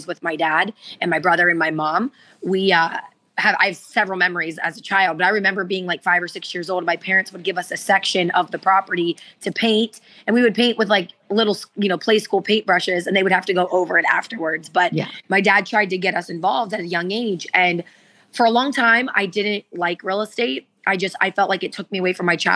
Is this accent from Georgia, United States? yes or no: no; West Virginia, Ohio, United States; moved away as an adult; now in Florida, United States; Where I grew up in Ohio, it was very gray